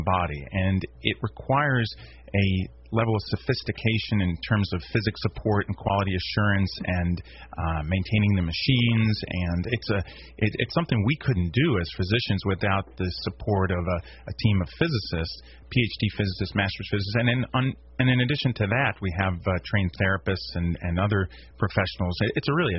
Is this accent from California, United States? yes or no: no; Washington, District of Columbia, United States; moved away as an adult; also born or lived in Maryland; now in Shreveport, United States; I'm primarily from the East Coast.